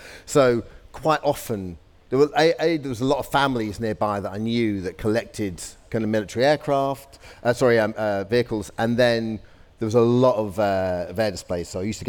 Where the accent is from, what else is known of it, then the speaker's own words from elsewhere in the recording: Colchester, East of England, United Kingdom; I grew up in Colchester, so I grew up on sort of the north sort of Essex kind